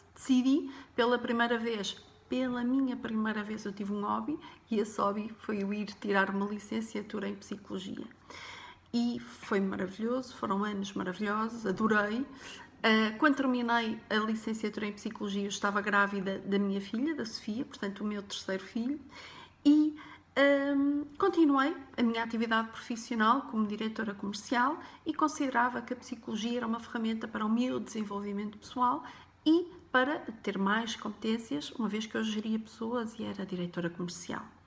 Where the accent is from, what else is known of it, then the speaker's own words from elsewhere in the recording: Porto, Norte, Portugal; Eu nasci em 1978 no Porto, numa família humilde Uh, os meus pais e irmãs éramos cinco, vivíamos num T1